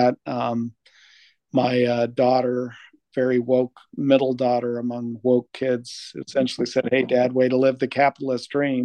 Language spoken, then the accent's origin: English; Albuquerque, New Mexico, United States; moved away as an adult; also born or lived in Bay Area, California / Michigan; I grew up in Albuquerque, New Mexico